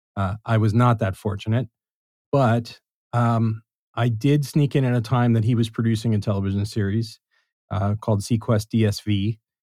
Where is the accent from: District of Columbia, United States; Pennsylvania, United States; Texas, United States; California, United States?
California, United States; Los Angeles; I grew up in Los Angeles